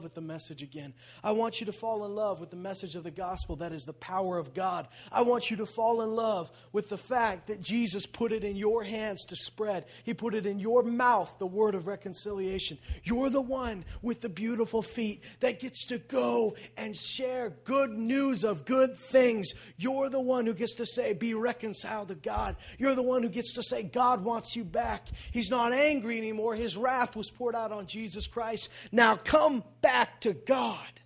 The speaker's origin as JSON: {"language": "English", "country": "Canada", "said": "we're Canadian"}